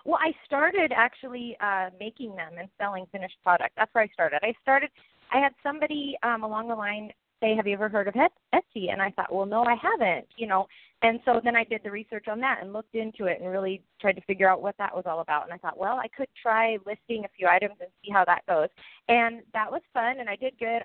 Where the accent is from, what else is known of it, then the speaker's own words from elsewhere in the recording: Washington, United States; I am from Washington State